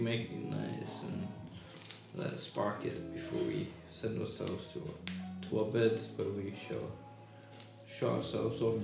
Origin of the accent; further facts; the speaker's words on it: United Kingdom; accent: British; my British accent